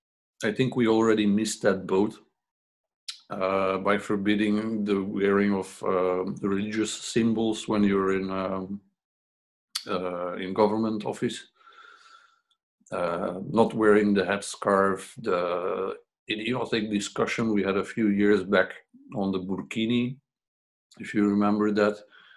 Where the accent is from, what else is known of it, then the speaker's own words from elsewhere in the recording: Belgium; But then if we go to Morocco, they see us as Belgians, where we also don't fit in because we grew up in Belgium.